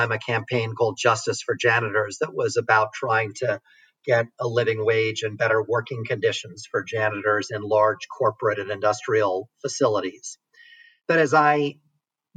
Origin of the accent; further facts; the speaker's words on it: New York City, New York, United States; growing up in New York City